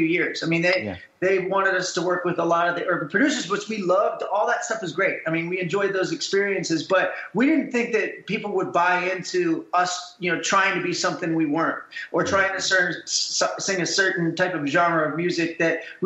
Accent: Ohio, United States; we're also from the Midwest in Ohio, where classic rock was the rage

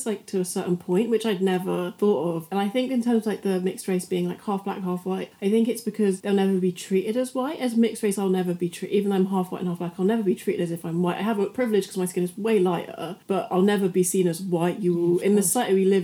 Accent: Bristol, South West England, United Kingdom; also born or lived in France; we've grown up in England

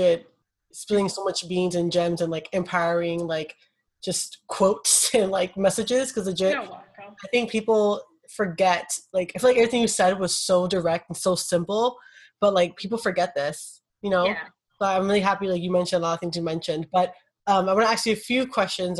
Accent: Brooklyn, New York, United States; now in Bronx, United States; I was born and raised in Brooklyn

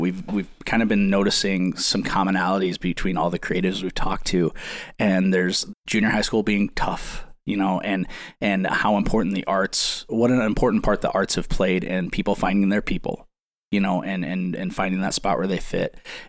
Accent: Midwest, United States; because I grew up in the Midwest

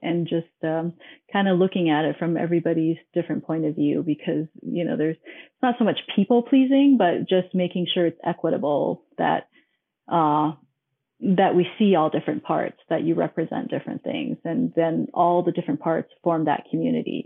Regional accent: Hong Kong; also born or lived in Minnesota / Arizona; now in Denver, United States; I was born and I grew up in Hong Kong

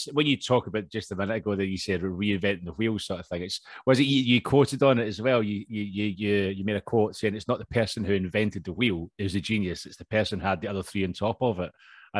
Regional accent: Scotland, United Kingdom; accent: Scottish; now in London, United Kingdom; I'm actually obviously Scottish, as you can tell, but I'm actually living in England. I'm down in London at the minute.

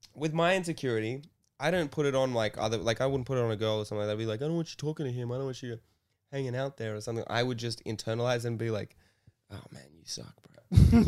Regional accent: Sydney, New South Wales, Australia; I grew up in Bondi

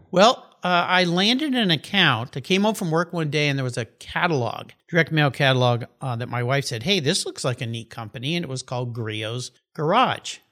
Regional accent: La Jolla, California, United States; also born or lived in Tulsa, Oklahoma / Tucson, Arizona / Del Mar, California; they went further west to La Jolla, California

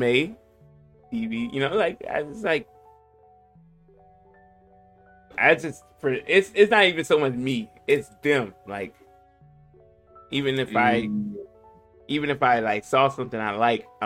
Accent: Polk County, Florida, United States; born or raised there

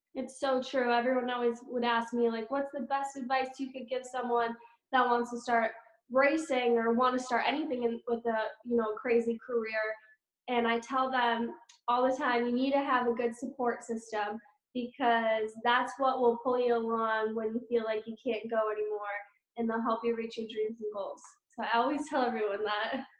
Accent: Eagle River, Wisconsin, United States; moved away as an adult; now in North Carolina, United States; I'm originally from Eagle River, Wisconsin. And my parents, um, that's where they live currently. My house is still there, but I moved to North Carolina two years ago

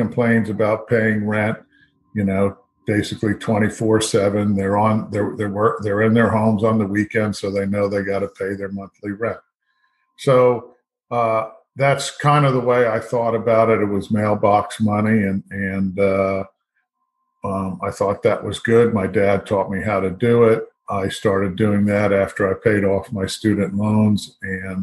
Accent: Fort Lauderdale, Florida, United States; moved away as an adult; I grew up in Fort Lauderdale

